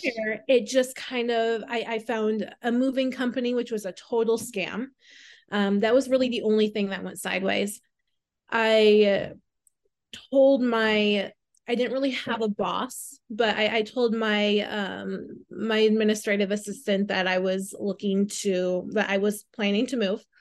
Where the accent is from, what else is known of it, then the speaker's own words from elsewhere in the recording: Southwest Minnesota, United States; now in New York, United States; I'm originally from Minnesota. Um, I was born and raised there. Um, Southwest Minnesota, so a very small town right around two hundred people